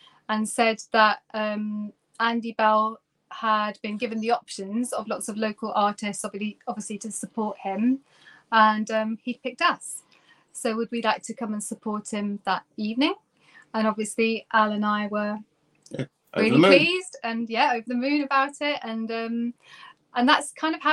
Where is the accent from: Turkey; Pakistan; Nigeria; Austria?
Turkey; moved away as an adult; now in United Kingdom; I'm actually originally from Turkey